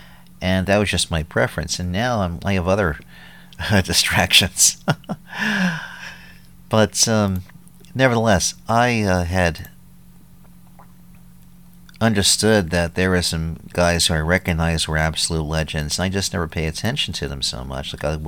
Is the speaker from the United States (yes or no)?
yes; New York, United States; also born or lived in New Jersey; now in Philadelphia, United States; I'm not from Philly, I'm from New York, and lived in Jersey for a number of years